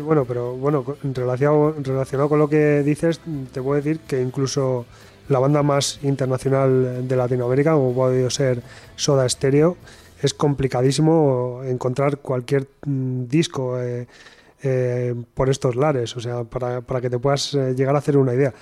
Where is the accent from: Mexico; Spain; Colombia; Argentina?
Spain; Bilbao, Basque Country; los de Bilbao somos así